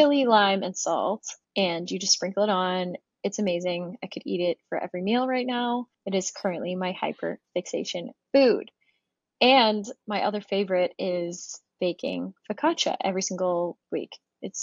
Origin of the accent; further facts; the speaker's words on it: Florida, United States; also born or lived in Germany; I grew up near the ocean in Florida